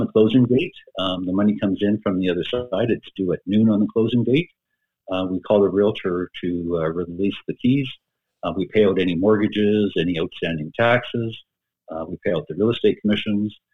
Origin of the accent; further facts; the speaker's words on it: Edmonton, Alberta, Canada; was born and raised in Edmonton and basically been here all my life